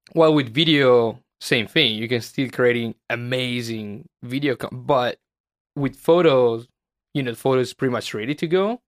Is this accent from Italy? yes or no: yes; Italy; moved away as an adult; now in Los Angeles, United States; my hometown